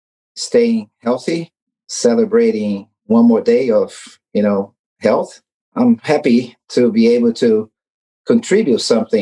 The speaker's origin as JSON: {"language": "English", "country": "Brazil", "tie": "born or raised there", "moved": "as an adult", "lives_now": "California, United States", "said": "In Brazil, I grew up in Brazil, originally born in Brazil, but I've been in this country for more than 40 years."}